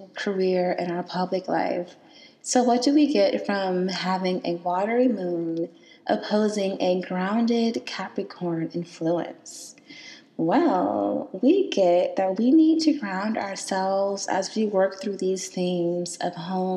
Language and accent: English; Selma, Alabama, United States; moved away; I was born and raised in Selma, Alabama